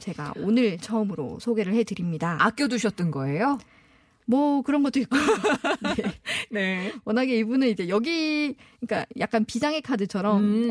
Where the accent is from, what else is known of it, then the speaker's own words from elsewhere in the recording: Tongyeong, South Gyeongsang, South Korea; 저는 남해안 출신이거든요